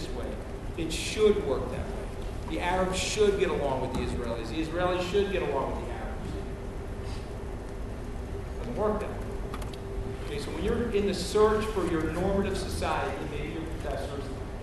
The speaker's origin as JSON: {"language": "English", "region": "New York", "country": "United States", "said": "I'm a New Yorker"}